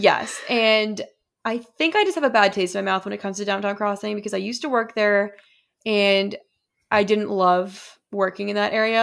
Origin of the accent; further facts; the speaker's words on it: Boston, Massachusetts, United States; as a Bostonian